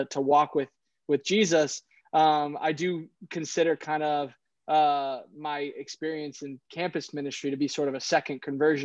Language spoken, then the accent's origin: English; Boston, Massachusetts, United States; moved away as an adult; now in Milan, Italy; I grew up in Boston